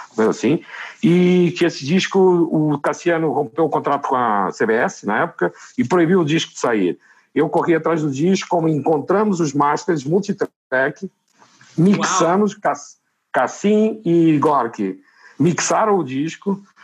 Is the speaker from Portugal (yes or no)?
yes; Fundão, Centro, Portugal; born or raised there; moved away